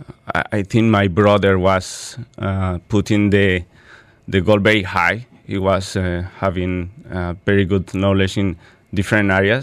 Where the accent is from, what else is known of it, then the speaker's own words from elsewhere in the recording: Bogota, Colombia; English is a second language; now in Dubai, United Arab Emirates; I born in Bogota, Colombia, with a family of three brothers, father and mother